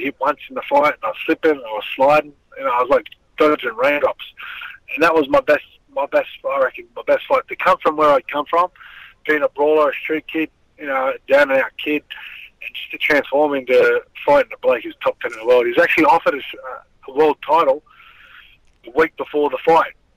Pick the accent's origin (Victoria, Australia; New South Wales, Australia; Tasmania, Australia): New South Wales, Australia; Sydney; I grew up in Alexandria